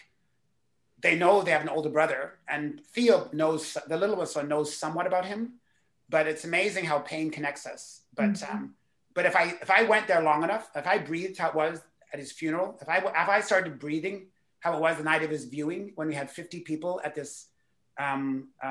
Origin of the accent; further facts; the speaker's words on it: Canada; as a Canadian speaker